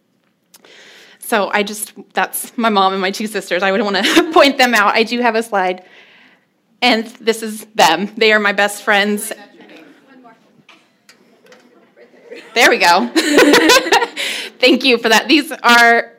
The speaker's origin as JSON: {"language": "English", "town": "Fort Smith", "region": "Arkansas", "country": "United States", "tie": "born or raised there", "said": "I was born the youngest of six in Fort Smith, Arkansas"}